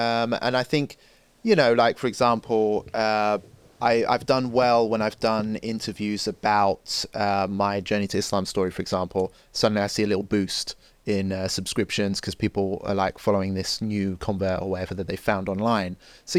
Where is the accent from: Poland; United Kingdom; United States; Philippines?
United Kingdom; England; I'm white, I'm English.